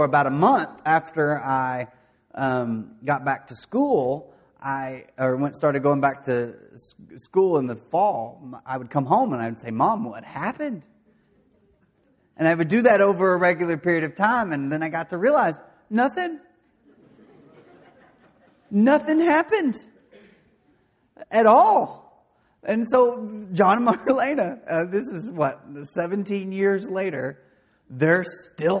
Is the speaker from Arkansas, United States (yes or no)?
yes; De Queen, Arkansas, United States; I grew up in Dequeen, Arkansas, doing things that you do in Dequeen, Arkansas.